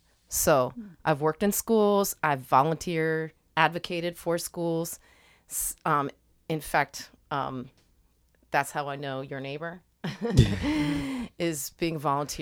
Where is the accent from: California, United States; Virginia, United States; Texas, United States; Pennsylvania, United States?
Pennsylvania, United States; I live in West Philly. Mm-hmm. I grew up in Delco.